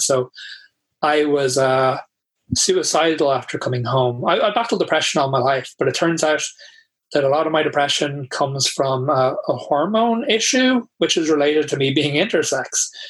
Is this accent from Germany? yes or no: no; Tallaght, County Dublin, Ireland; I grew up in Talla, which was, I mean, I don't live there now, so I can't really say, but it was not the most accepting place